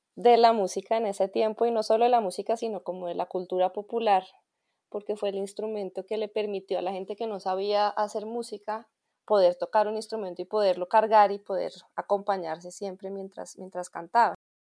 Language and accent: Spanish; Colombia; Soy músico colombiano